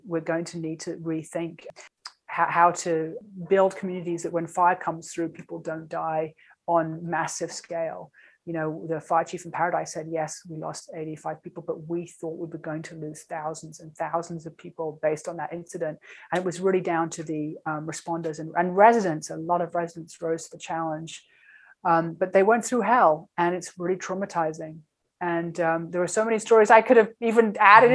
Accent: London, United Kingdom; also born or lived in New York City; now in California, United States; I'm from London

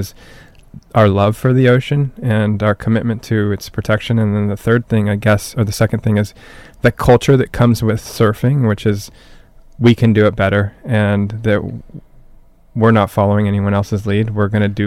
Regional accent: Newport Beach, California, United States; I grew up in Newport

